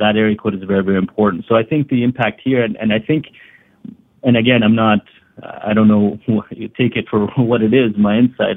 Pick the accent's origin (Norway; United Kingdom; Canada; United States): Canada; also born or lived in Hamilton, Ontario; I was born in Canada. I was born in Hamilton, Ontario. I grew up in in a small coal mining town